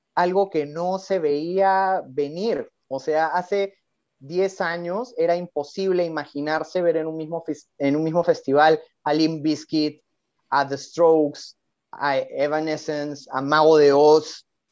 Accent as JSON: {"language": "Spanish", "region": "Lima", "country": "Peru", "said": "soy guitarrista de Lima, Perú"}